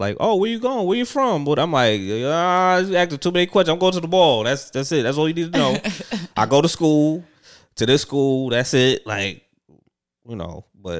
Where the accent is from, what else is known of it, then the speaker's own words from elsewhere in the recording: New York City, New York, United States; I'm from New York City